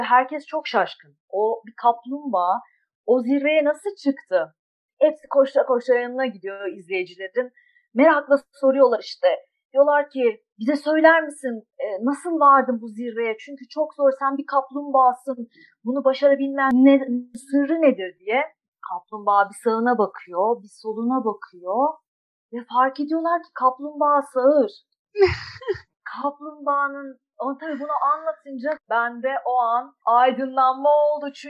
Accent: İzmir, Turkey; 1982 İzmir doğumluyum.

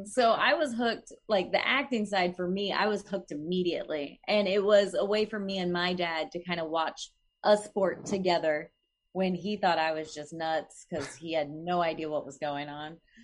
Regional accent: Oklahoma, United States; moved away; I'm from Oklahoma, so this is gonna be, like, my home state

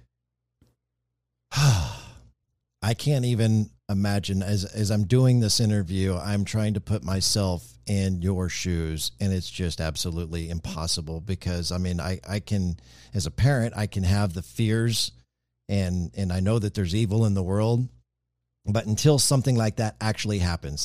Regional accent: Marysville, Kansas, United States; moved away; my hometown is Marysville, Kansas

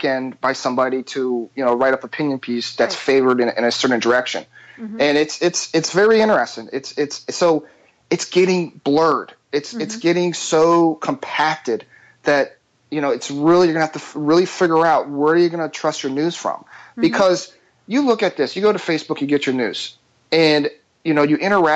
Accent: Philadelphia, Pennsylvania, United States; I'm from Philadelphia.

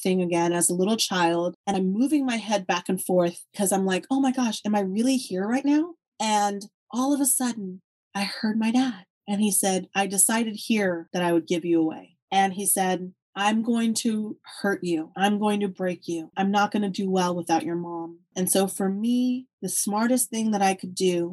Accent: Texas, United States; I'm from Texas.

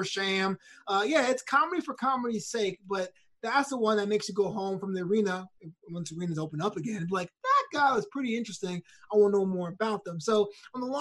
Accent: New York City, New York, United States; I'm from New York City

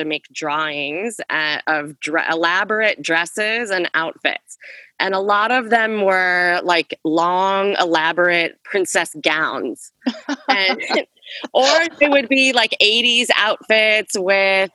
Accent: Minneapolis, Minnesota, United States; moved away as an adult; also born or lived in New York City; now in Minneapolis, United States; I'm from South Minneapolis. I was always at 38th in Chicago

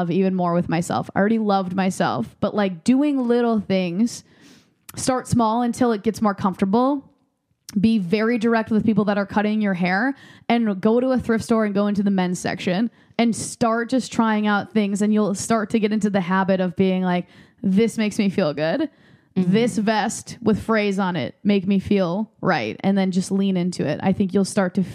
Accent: Midwest, United States; moved away; I was raised in the Midwest where you're not legally allowed to spend more than $26 on a haircut.

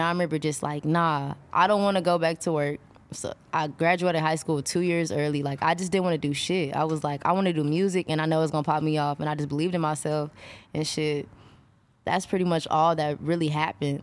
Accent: Texas, United States; I'm from Texas

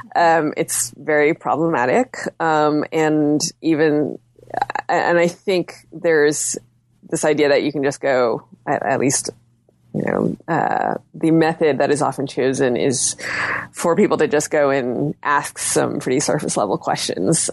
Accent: United States; my being Chinese American

